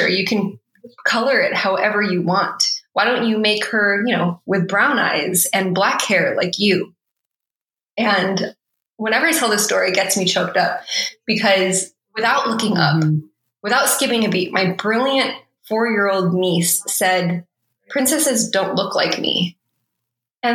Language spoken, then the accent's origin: English; United States; especially as a Filipino American immigrant kid growing up in suburbia.